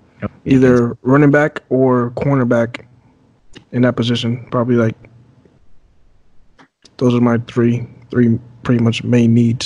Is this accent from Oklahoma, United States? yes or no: no; New York City, New York, United States; now in Miami, United States; I'm from Brooklyn, New York